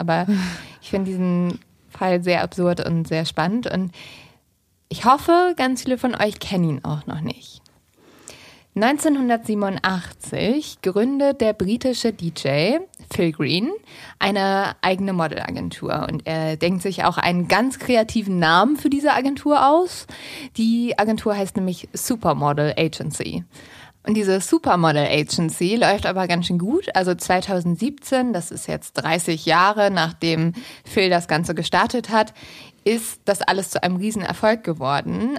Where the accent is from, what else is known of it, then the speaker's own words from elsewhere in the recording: the North, Northern Germany, Germany; moved away; in meiner Heimat im Norden